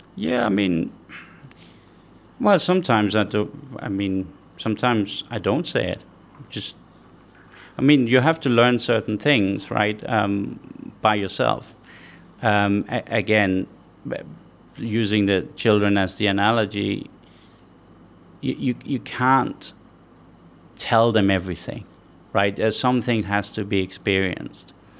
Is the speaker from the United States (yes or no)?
no; Denmark; now in Qatar; I'm from Denmark originally, uh, five million people